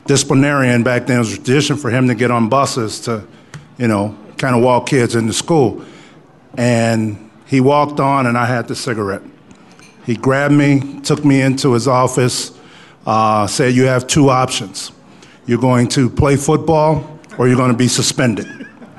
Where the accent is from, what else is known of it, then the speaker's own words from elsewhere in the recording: Chicago, Illinois, United States; now in Aurora, United States; I grew up in Chicago on the south side. I grew up in Inglewood